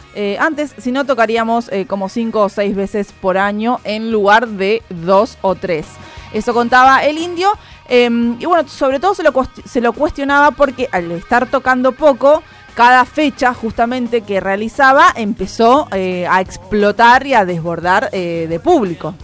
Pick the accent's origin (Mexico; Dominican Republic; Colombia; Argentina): Argentina